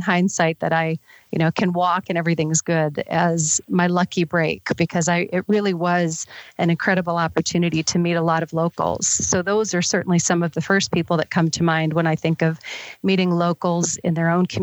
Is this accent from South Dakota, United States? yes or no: yes; Sturgis, South Dakota, United States; I was born and raised in Sturgis, South Dakota